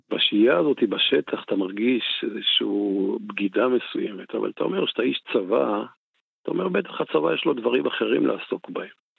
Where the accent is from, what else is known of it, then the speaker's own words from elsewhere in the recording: Golan Heights, Northern District, Israel; אני באתי מרמת הגולן, הייתי, חייתי, אתה יודע, בבועה